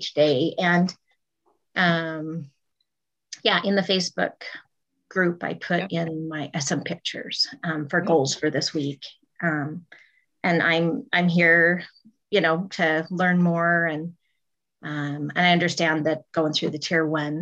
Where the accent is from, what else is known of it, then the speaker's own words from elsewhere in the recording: Northern Utah, United States; I'm from Utah, Northern Utah.